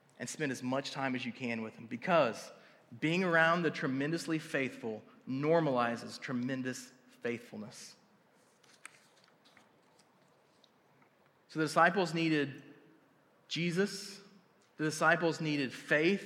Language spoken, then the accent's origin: English; Tuttle, Oklahoma, United States; I grew up in a wrestling town. Like, I grew up in Tuttle wrestling